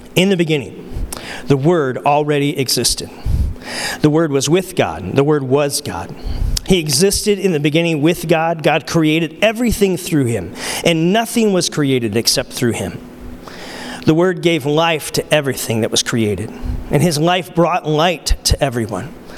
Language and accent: English; Arizona, United States; from Arizona